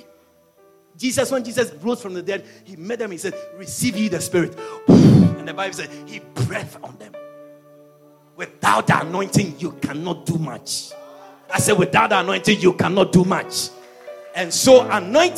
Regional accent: Ashanti, Ghana; I'm an Ashanti man.

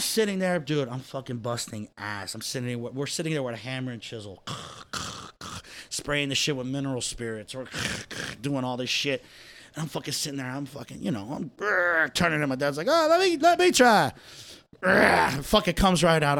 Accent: New Jersey, United States; I was born in Jersey

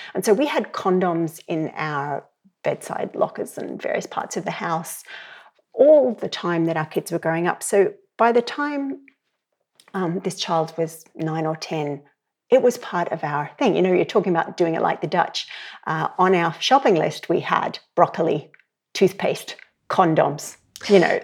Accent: Australia; moved away as an adult; now in Ireland; You can hear from my accent. I'm, I would grow up in Australia. I've been in Ireland for twenty years.

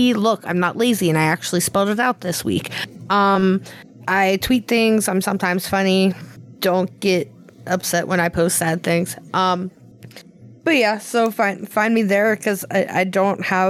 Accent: Pennsylvania, United States; moved away; Lived there like my whole life

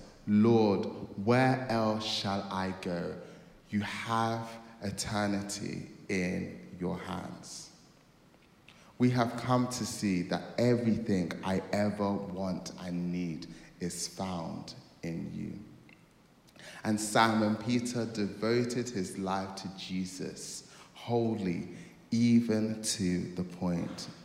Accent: Nigeria; I am a Nigerian kid

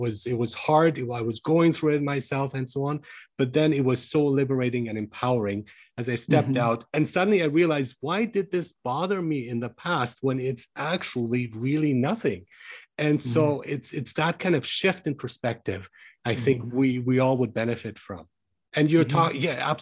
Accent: Germany; moved away; So I grew up in Germany

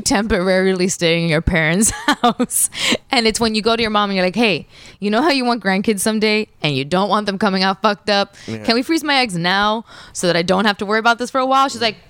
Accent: Kendall, Florida, United States; I grew up in Kendall forever

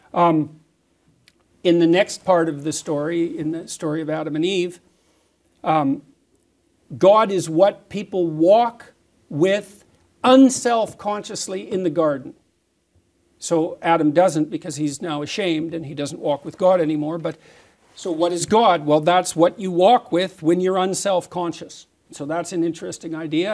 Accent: Canada; as a Canadian

